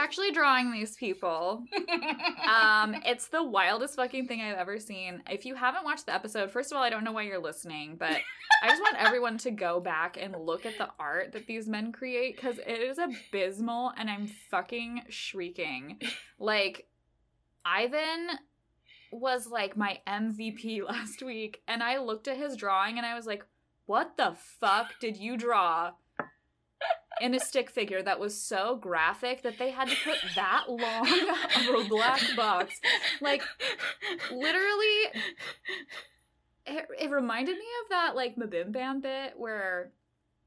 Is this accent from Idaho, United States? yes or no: yes; Idaho, United States; I'm from Idaho